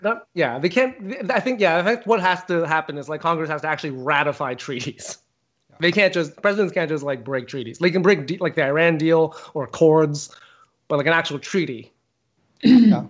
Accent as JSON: {"language": "English", "country": "Canada", "said": "I'm a Canadian comedian"}